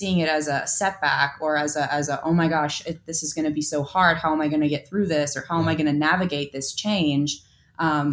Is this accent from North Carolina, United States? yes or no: no; Minneapolis, Minnesota, United States; moved away; I hail from Minneapolis.